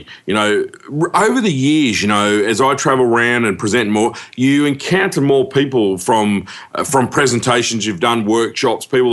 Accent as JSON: {"language": "English", "town": "Cairns", "region": "Queensland", "country": "Australia", "said": "I was from Cairns"}